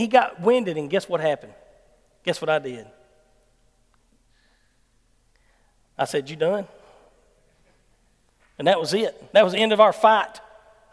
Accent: Dorsey, Mississippi, United States; I'm from Dorsey

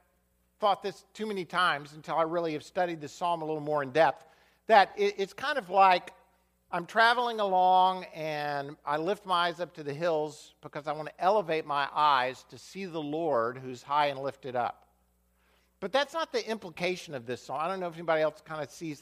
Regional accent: United States; I'm an American

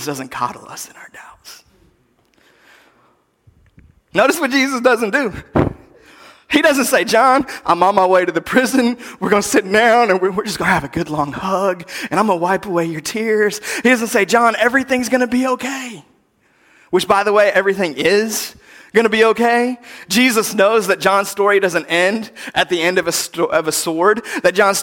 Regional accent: United States; as American Christians

